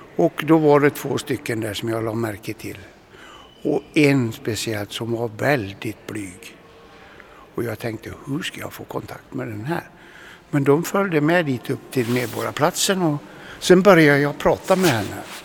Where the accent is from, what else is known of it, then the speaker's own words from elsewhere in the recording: Dalarna County, Sweden; moved away as an adult; also born or lived in Katrineholm; Jag växte upp i Dalarna på 1956